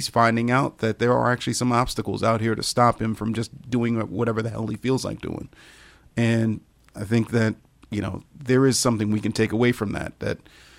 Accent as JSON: {"language": "English", "region": "Ohio", "country": "United States", "said": "we're both from Ohio. We both, you know, have a lot of pride in being from Ohio."}